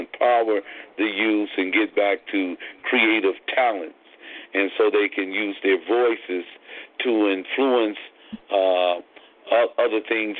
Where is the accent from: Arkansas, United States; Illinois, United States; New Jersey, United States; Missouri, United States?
Missouri, United States; Kansas City; now in California, United States; Just to give a background. I'm originally from Kansas City, Missouri